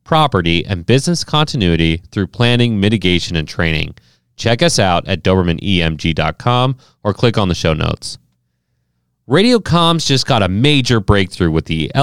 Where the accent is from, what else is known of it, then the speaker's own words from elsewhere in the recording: Ohio, United States; now in St. Louis, United States; as a kid growing up in Ohio